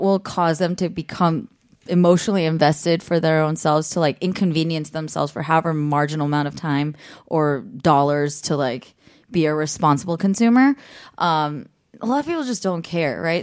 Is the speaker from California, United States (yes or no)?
yes; the Bay Area, California, United States; moved away; I'm from the Bay